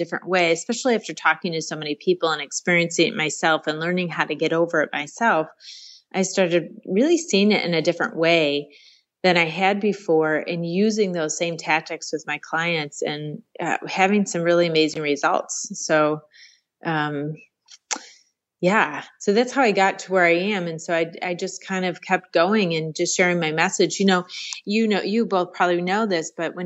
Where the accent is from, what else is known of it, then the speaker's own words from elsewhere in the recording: Rochester, New York, United States; I grew up, born and raised in Rochester, New York.